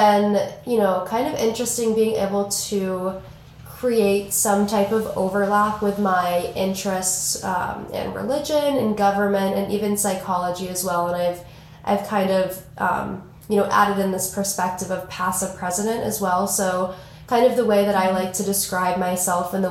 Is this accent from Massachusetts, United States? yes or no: yes; Boston, Massachusetts, United States; I am a junior from Boston, Massachusetts